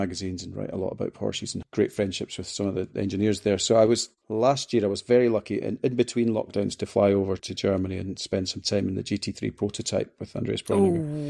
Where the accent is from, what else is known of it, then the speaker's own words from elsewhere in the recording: Scotland, United Kingdom; I'm being a Scotsman as well. I just burn.